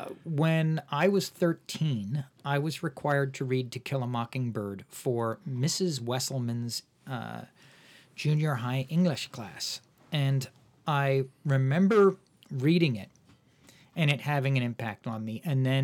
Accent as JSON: {"language": "English", "town": "Woodstock", "region": "New York", "country": "United States", "tie": "born or raised there", "said": "I actually grew up in Woodstock, New York, the Woodstock."}